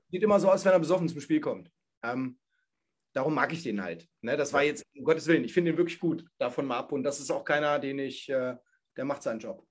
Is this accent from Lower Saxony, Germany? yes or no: yes; Hanover, Lower Saxony, Germany; ich komme ja nun mal aus Hannover